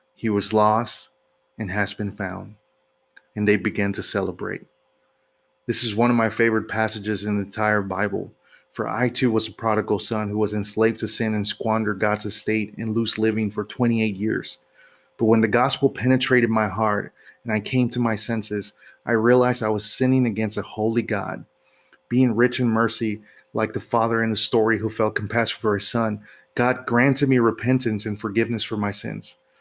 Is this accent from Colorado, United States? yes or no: no; Houston, Texas, United States; my hometown of Houston